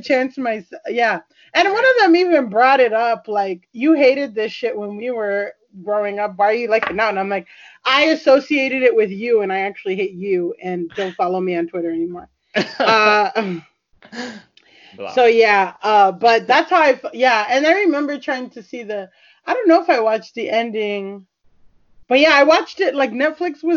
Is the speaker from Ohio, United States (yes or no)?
no; Florida, United States; moved away as an adult; also born or lived in California; I grew up in Florida, but I went to college in California